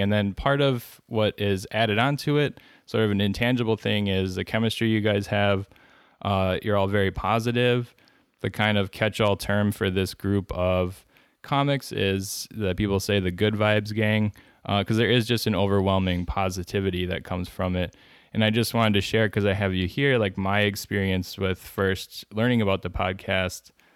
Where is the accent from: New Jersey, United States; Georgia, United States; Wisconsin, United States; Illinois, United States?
Wisconsin, United States; I'm from Wisconsin